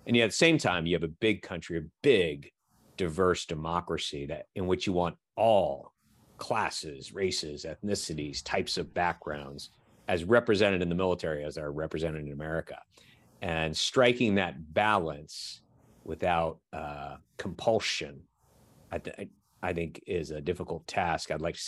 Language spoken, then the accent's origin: English; Washington, District of Columbia, United States; I grew up in the Washington, D.C. area just by happenstance of a NVA bullet in 1970.